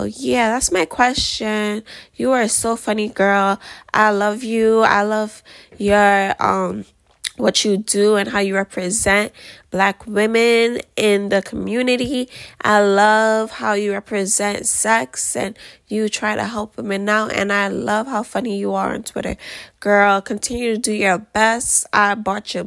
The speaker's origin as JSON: {"language": "English", "region": "New York", "country": "United States", "said": "I am from America, as you can tell by the accent, specifically New York, if you can't tell by the accent."}